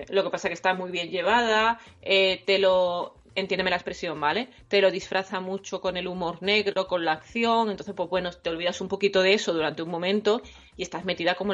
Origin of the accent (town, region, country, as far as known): Andalusia, Spain; accent: Andalusian